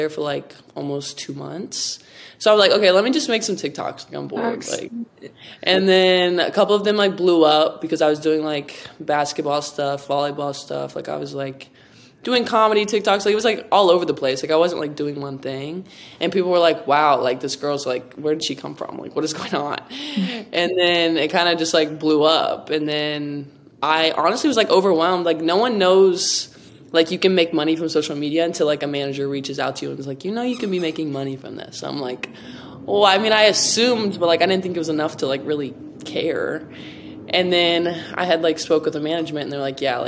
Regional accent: Ohio, United States; moved away as an adult; also born or lived in Florida; now in Los Angeles, United States; I'm from Ohio

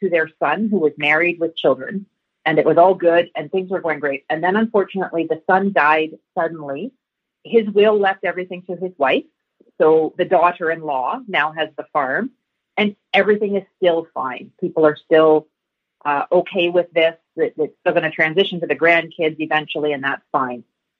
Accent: Woodstock, Ontario, Canada; Well, I am from Woodstock, Ontario, dairy capital of Canada.

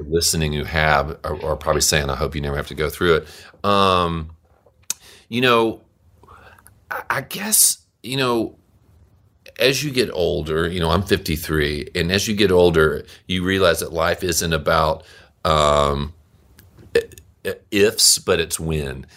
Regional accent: Monroe, Louisiana, United States; I grew up in Monroe, Louisiana

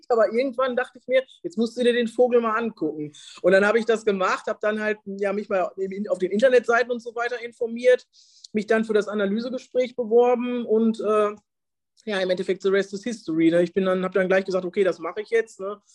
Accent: Detmold, North Rhine-Westphalia, Germany; now in Lübeck, Germany; Äh, ich komme ursprünglich aus Detmold, lebe aber äh, seit ja etwas mehr als einem halben Jahr jetzt hier in Lübeck.

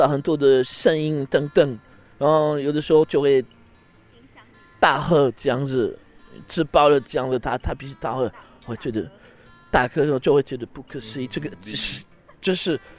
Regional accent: France; Chinese is a second language; now in Taiwan; 我们法国人吃饭一定要 OK 喝水，那要不然就是喝喝红酒，要不然就是一定要有饮料，一边吃一边喝。

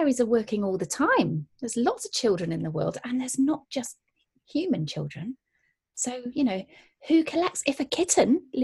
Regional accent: Gloucestershire, South West England, United Kingdom; I'm from the countryside in Gloucestershire

